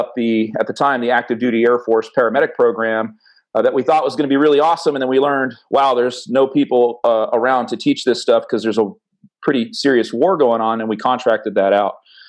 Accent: North Florida, United States; moved away as an adult; I'm actually from North Florida. Came in the Air Force in 1994.

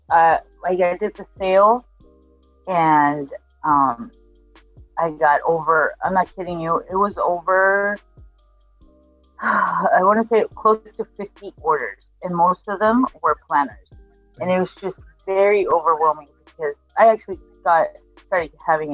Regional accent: Argentina; I'm from Argentina

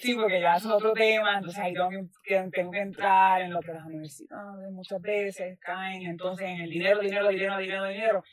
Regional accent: Puerto Rico; yo siendo puertorriqueña

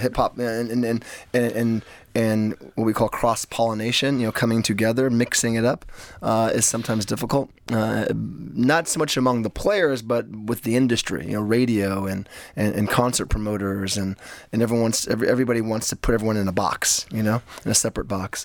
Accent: Los Angeles, California, United States; what it was like for me to grow up in Hollywood

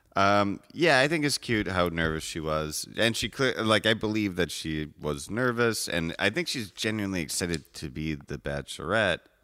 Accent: Evanston, Illinois, United States; I'm from Evanston. I'm not from Chicago.

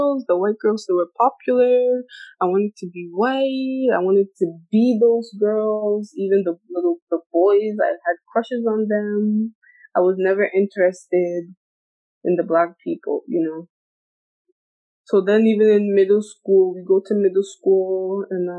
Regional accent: United States; moved away as an adult; I was born here, but I grew up in the U.S., so that's why I have that accent

